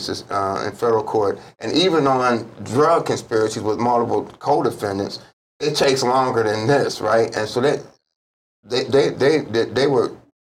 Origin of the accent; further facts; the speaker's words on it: Ohio, United States; also born or lived in Kentucky; now in Hawaii, United States; I'm from Ohio